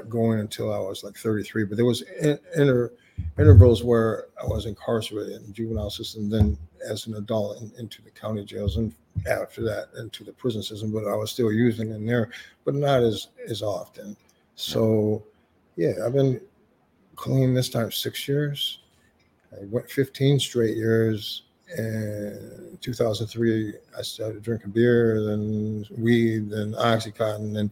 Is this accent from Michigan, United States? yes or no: yes; Lansing, Michigan, United States; Well, I'm from Lansing.